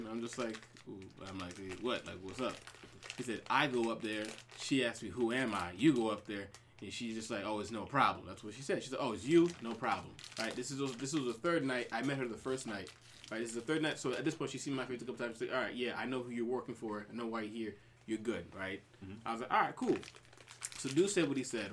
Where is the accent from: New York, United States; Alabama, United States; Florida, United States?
New York, United States; Long Island; also born or lived in Brooklyn, New York; I'm from New York, born in Brooklyn, raised on Long Island